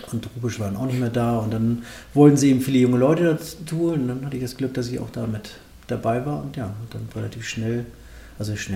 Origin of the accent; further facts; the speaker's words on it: Melzdorf, Schleswig-Holstein, Germany; ich bin auf dem Dorf aufgewachsen, im Ort heißt Melzdorf, das ist kurz vor Kiel.